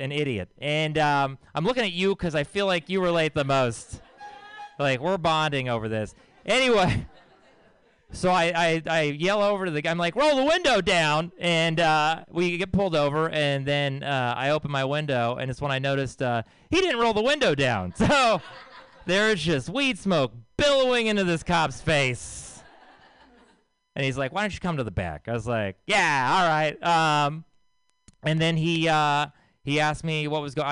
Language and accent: English; Texas, United States; I'm from Texas